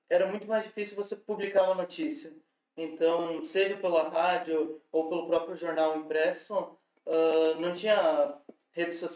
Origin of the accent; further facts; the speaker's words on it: Piratuba, Santa Catarina, Brazil; moved away; Porque eu vim de Piratuba, né? Então, ah. tipo, meio pequeno. Ou se era porque eu morava no interior